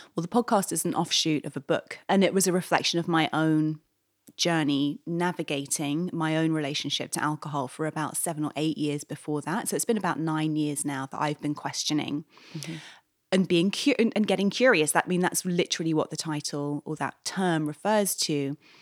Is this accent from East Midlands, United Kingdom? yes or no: no; London, United Kingdom; moved away as an adult; now in New York, United States; I moved to New York eight years ago. I'm from London originally